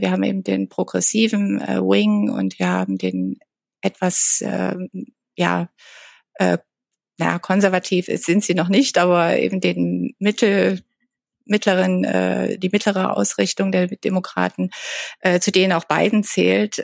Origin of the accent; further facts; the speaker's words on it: Germany; now in Washington, United States; bei uns in Deutschland oder in Europa